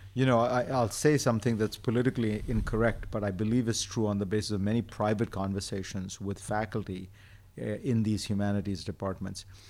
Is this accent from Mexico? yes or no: no; India; moved away; when I grew up in India, there was no television until I was ten years old.